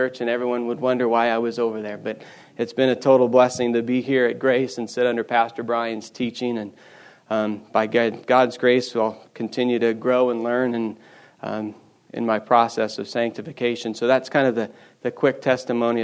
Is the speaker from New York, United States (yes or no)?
no; Bozeman, Montana, United States; I grew up here in Bozeman. Wasn't born here, unfortunately, so I'm not a native. Moved here when I was back here when I was four with my folks.